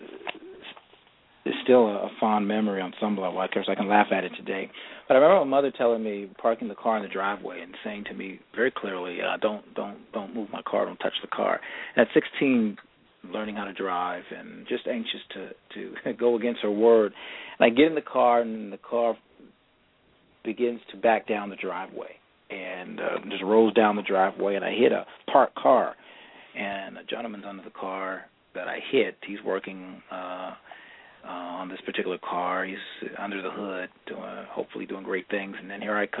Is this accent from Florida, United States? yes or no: no; Los Angeles, California, United States; growing up in the Crenshaw District of Los Angeles